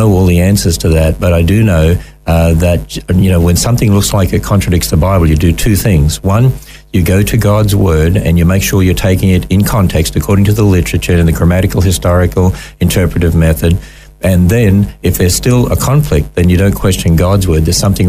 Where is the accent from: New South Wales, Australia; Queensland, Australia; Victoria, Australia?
Queensland, Australia; Cairns; born there; Actually, I was born in Cairns